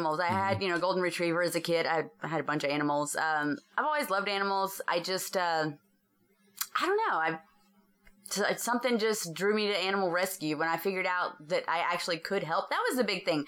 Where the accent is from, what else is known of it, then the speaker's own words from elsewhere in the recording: Greenville, United States; I grew up in West Greenville, so I was around all races.